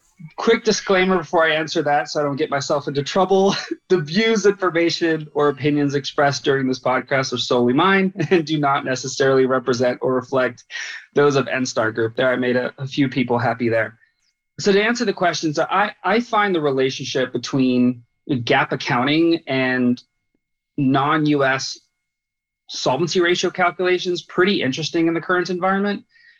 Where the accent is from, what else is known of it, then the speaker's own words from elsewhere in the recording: Germany; also born or lived in Bahrain; now in United States; I grew up in Germany, actually, after having left Bahrain and was raised there in American Department of Defense dependent schools before coming to the U.S.